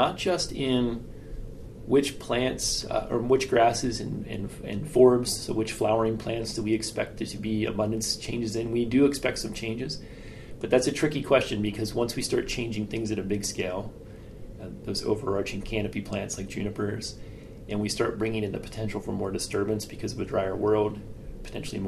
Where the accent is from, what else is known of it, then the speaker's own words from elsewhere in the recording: Western Pennsylvania, United States; I grew up in Western Pennsylvania where acid mine drainage was a problem